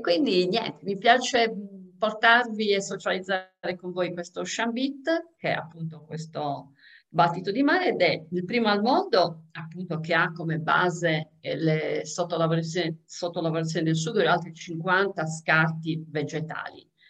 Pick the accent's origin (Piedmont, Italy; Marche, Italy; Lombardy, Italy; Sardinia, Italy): Sardinia, Italy; essendo sarda